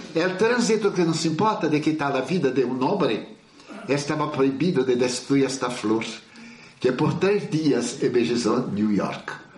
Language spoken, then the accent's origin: Portuguese; Bahia, Brazil; como um bom baiano brasileiro